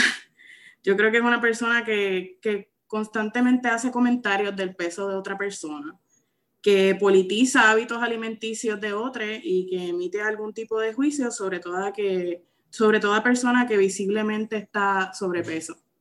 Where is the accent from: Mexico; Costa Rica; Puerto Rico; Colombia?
Puerto Rico; Santa Isabel; Soy natural de Santa Isabel hasta mis 20 años, que me mudé